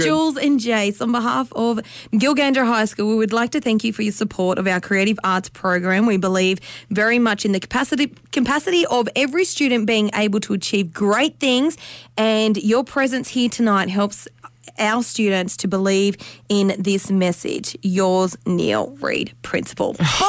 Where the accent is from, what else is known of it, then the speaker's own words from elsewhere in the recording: Brits, North West, South Africa; I grew up in Brits, you know, small school